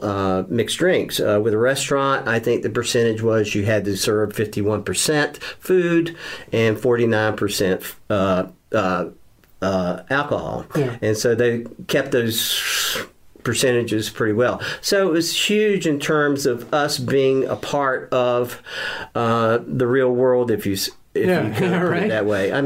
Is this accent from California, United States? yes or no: no; Wilmington, North Carolina, United States; growing up in Wilmington in New Hanover County